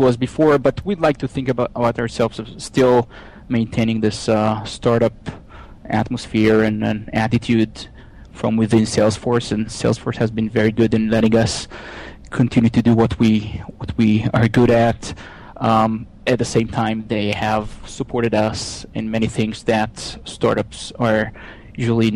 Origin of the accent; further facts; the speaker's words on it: Israel; moved away as an adult; now in Pittsburgh, United States; you can tell where I'm from by my accent, but I'm originally from Israel.